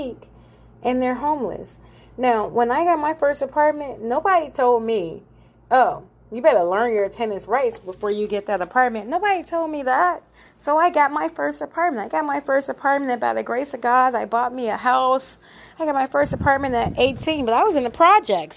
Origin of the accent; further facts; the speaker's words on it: Illinois, United States; moved away; I'm from Illinois. So, you know, I've lived in several states, but I was born in Illinois